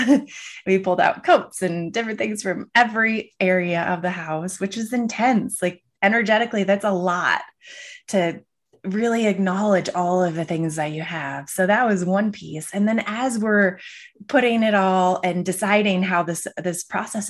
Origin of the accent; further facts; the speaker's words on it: Michigan, United States; I grew up in Michigan in the Midwest.